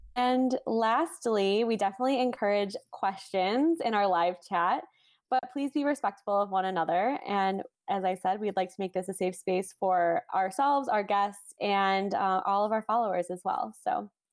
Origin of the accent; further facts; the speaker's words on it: Chicago suburbs, Illinois, United States; I was born and raised in the Chicago suburbs